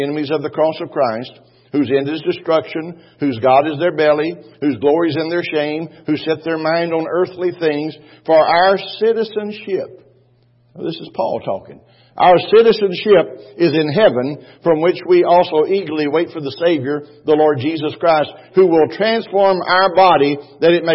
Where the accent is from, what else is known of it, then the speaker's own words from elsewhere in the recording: Texas, United States; I was from Texas